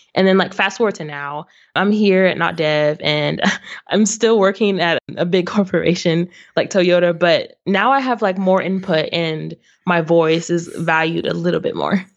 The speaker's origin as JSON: {"language": "English", "town": "Waco", "region": "Texas", "country": "United States", "tie": "born or raised there", "also_born_or_lived": "Arlington, Texas / Grand Prairie, Texas / Addison, Texas", "lives_now": "Irving, United States", "said": "I grew up actually in Waco, Texas"}